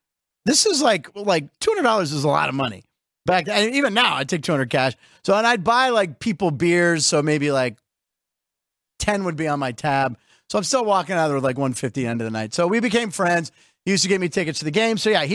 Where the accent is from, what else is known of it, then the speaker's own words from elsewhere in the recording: Pittsburgh, Pennsylvania, United States; moved away; Pittsburgh, my hometown